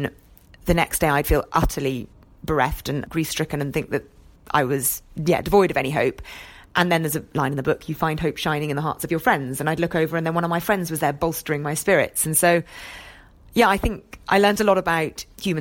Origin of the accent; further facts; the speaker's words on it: Scotland, United Kingdom; I grew up in Scotland, and my weekends were spent scrambling over the moors